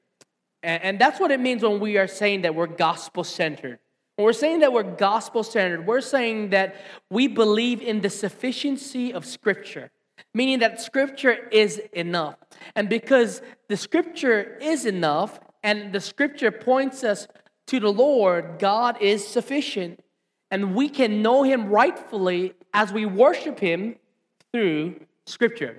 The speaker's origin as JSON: {"language": "English", "town": "Hilo", "region": "Hawaii", "country": "United States", "tie": "born or raised there", "said": "I grew up right here in Hilo Town"}